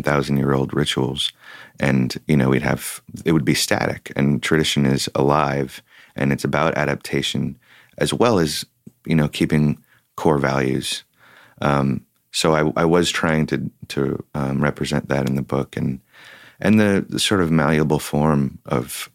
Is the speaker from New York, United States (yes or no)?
no; Oakland, California, United States; I grew up in Oakland